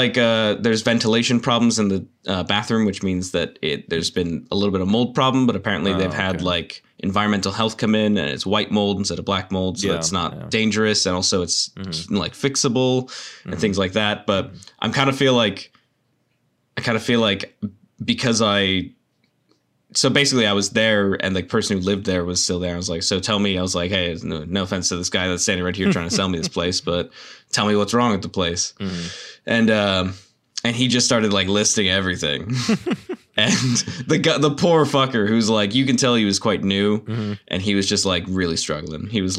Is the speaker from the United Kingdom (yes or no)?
yes; United Kingdom; I am British and don't know what it is.